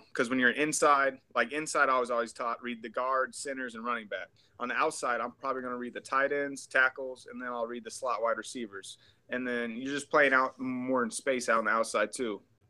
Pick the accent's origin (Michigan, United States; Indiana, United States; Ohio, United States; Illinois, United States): Illinois, United States; Macomb; Western's in my hometown of Macomb, so I went to all the games growing up as a kid